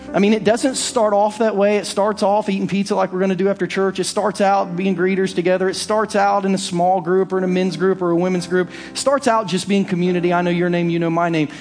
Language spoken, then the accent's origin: English; Southern Ohio, United States; now in Lee's Summit, United States; growing up in Southern Ohio